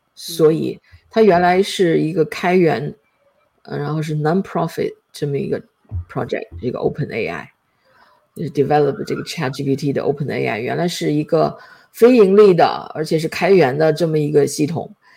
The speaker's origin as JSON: {"language": "Chinese", "country": "China", "said": "就觉得好像他给我们中国人露脸了一样"}